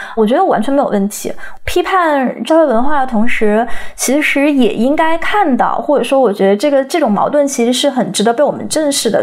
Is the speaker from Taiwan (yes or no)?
no; China; moved away; 我们这些成长在中国的人